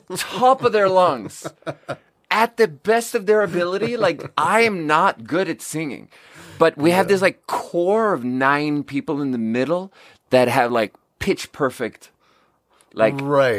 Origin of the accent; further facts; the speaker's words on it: southern Sweden, Sweden; but in Sweden, I'm from the South.